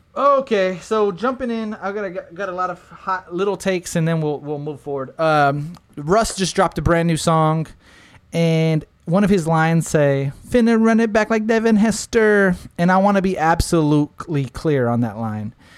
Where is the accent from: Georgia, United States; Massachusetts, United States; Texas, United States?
Texas, United States; Smithville; I'm from Smithville